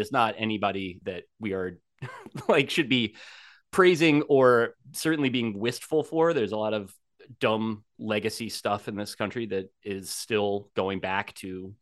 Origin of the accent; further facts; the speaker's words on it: New Jersey, United States; as I grew up in New Jersey